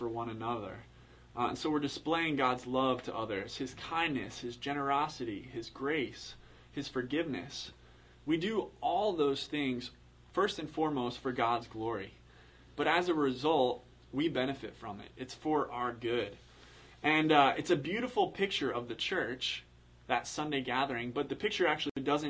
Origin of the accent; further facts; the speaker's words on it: Pennsylvania, United States; I'm from Pennsylvania